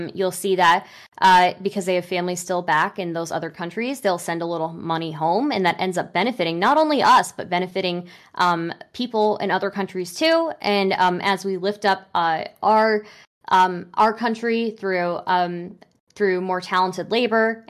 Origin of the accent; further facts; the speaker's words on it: United States; first language English; I was born in America and raised in America